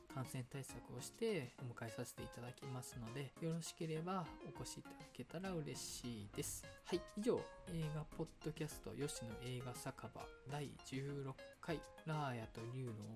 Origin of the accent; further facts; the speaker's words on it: Awaji Island, Hyogo, Japan; 淡路島出身